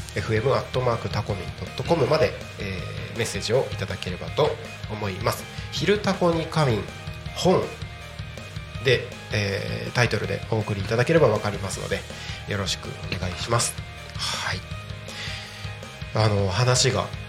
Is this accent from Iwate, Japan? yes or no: no; Takko, Aomori, Japan; born or raised there; moved away as an adult; also born or lived in Tokyo